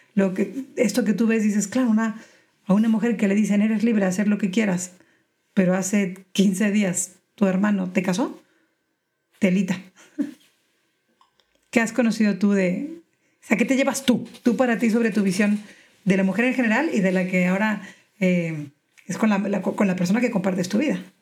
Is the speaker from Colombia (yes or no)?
no; Mexico; moved away as an adult; now in Spain; yo crecí en México, pero llevo 12 años en España